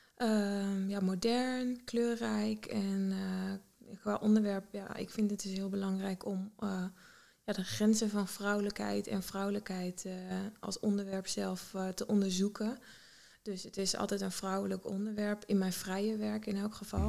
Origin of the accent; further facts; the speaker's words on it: Heeten, Overijssel, Netherlands; moved away as an adult; also born or lived in Zwolle; now in New York, United States; Ik kom uit Heten, hmm vlak bij Deventer in de buurt. En ja, echt in de natuur, ja, plattelandsmeisje opgegroeid wel.